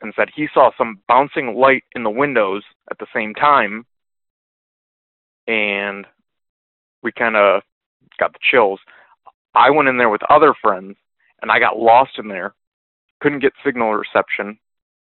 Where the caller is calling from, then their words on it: Michigan, United States; I am calling from Michigan